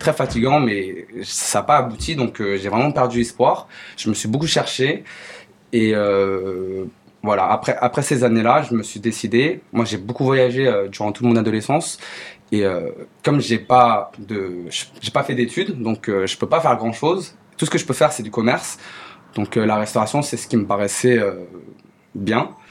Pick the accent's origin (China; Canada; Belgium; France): China; je suis chinois, pourquoi pas faire de la cuisine chinoise